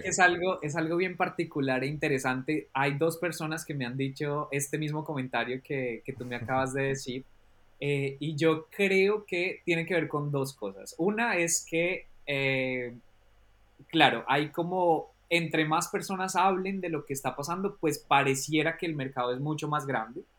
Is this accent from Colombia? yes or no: yes; Colombia; now in England, United Kingdom; vengo de Colombia, pero vivo actualmente en Inglaterra